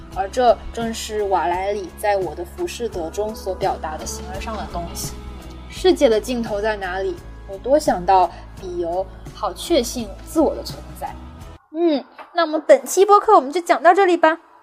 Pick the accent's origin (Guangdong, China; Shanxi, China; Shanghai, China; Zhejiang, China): Guangdong, China; Guangzhou; first language Cantonese; Chinese is a second language; also born or lived in Nanjing; 我生在大城市